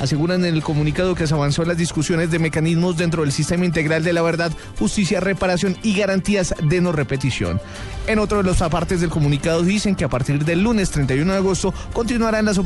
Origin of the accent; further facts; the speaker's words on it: Colombia; así que aquí los perjudicados no solamente somos nosotros los colombianos, sino también los venezolanos.